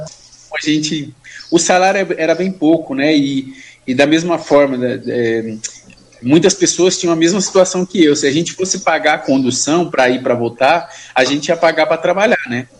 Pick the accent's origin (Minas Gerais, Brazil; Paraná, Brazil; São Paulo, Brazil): São Paulo, Brazil; also born or lived in Suzano; eu nasci e fui criado na Zona Leste, Itaquera